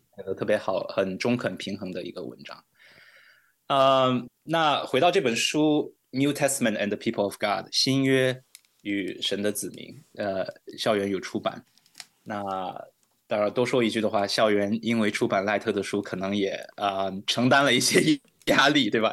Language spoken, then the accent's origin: Chinese; China; moved away as an adult; now in Wheaton, United States; 我是来自内地，呃，一个家庭教会的牧师